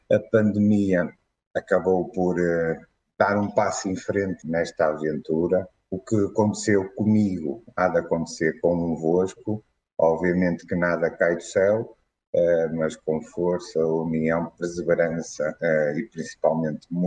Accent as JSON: {"language": "Portuguese", "town": "Guimarães", "region": "Norte", "country": "Portugal", "said": "uh, sou de Guimarães."}